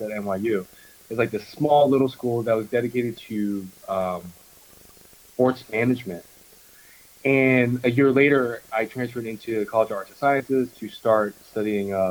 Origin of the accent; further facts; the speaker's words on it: Long Island, Suffolk County, New York, United States; also born or lived in Manhattan, New York; I grew up in Long Island, in Suffolk County